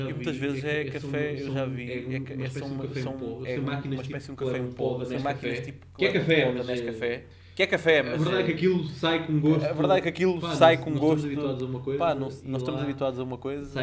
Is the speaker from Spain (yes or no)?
yes; Spain; porque eles, eles eram sete reinos, nós, nós viemos é. de um, de um dos é reinos. Mas é que eles andam viemos de Espanha.